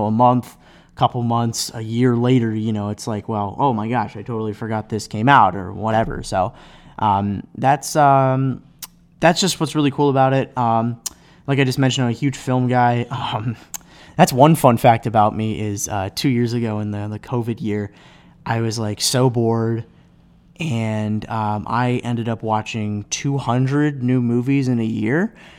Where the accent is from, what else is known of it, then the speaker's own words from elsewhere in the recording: Cleveland, Ohio, United States; now in Chicago, United States; But I live in Chicago. I'm from Cleveland. Go Browns.